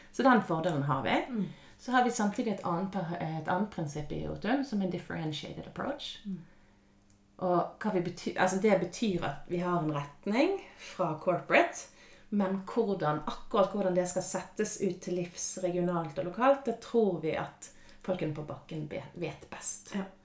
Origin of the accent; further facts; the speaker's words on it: Bergen, Vestland, Norway; moved away as an adult; also born or lived in Canada / Sandefjord, Norway; now in Malaysia; Så jeg vokste opp på Nordnes i Bergen